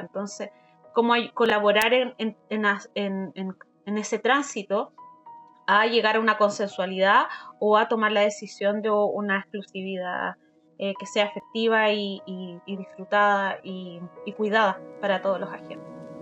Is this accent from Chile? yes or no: yes; Valdivia, Los Ríos, Chile; soy de Valdivia, de una ciudad en el sur de, Chile